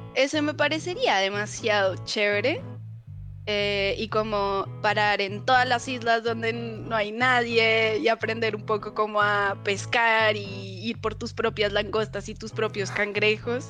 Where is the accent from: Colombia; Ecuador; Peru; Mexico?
Colombia; Bogotá; moved away as an adult; also born or lived in Cali, Colombia; now in Chile; yo nací en Bogotá, pero me fui a vivir muy, muy pequeñita a Cali. Em, así que viví en Cali hasta como los cuatro o cinco años, eh, que me volví a vivir a, a Bogotá